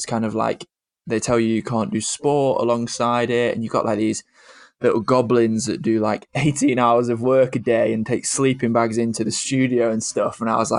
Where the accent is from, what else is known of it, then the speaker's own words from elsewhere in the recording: Cheshire, North West England, United Kingdom; accent: northern; also born or lived in Bath; I'm from Cheshire, which is just south of Manchester, just north of Stoke, is the easiest way to describe it. If you don't know where they are, it's kind of like in the middle. You just put a dot in the middle of the country and you're probably not far off. Currently live here still.